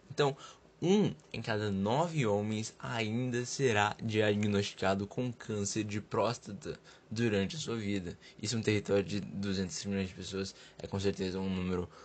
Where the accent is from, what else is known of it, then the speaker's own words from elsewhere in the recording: São Paulo, Brazil; Olá, Dr. John. … eu sou do Capão Redondo.